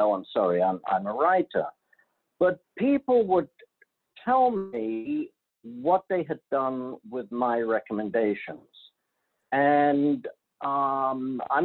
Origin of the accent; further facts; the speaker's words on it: London, United Kingdom; moved away as an adult; now in United States; I'm from London, England, graduated London School of Economics